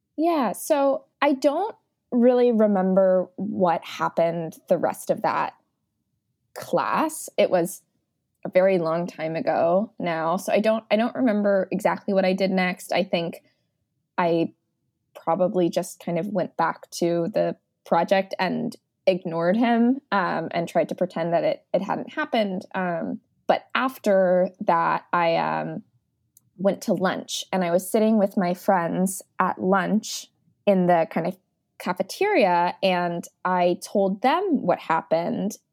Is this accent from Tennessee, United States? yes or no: no; Beaverton, Oregon, United States; now in New York City, United States; I am living in New York City, but I'm originally from Beaverton, Oregon